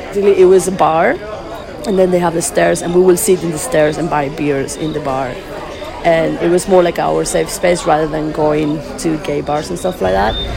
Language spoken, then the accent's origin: English; Venezuela; moved away; I was born in Venezuela